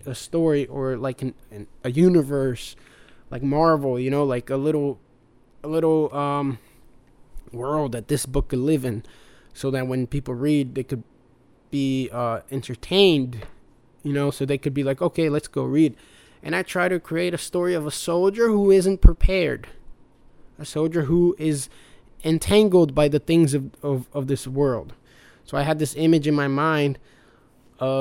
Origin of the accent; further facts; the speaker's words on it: United States; also born or lived in Brazil; I was born in Brazil, but mostly raised here in America. So I am an American at heart, but Brazilian by birth